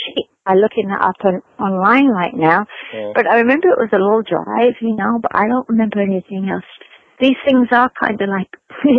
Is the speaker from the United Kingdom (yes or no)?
yes; London, United Kingdom; moved away; I remember being very shocked about that when I came from London, which was much more diverse. You know, your neighbors were all sorts of backgrounds.